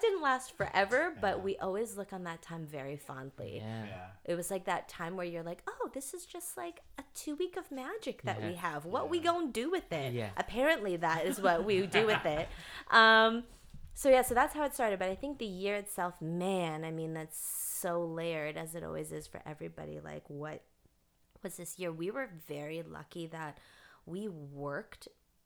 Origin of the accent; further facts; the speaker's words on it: Canada; moved away; I'm from Canada.